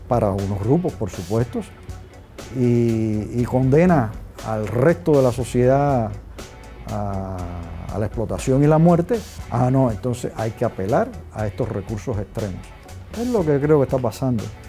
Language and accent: Spanish; Cuba; yo que soy el embajador de Cuba